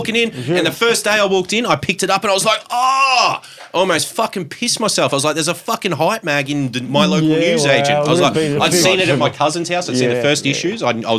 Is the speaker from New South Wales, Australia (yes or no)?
no; Browns Plains, Queensland, Australia; growing up in Browns Plains down here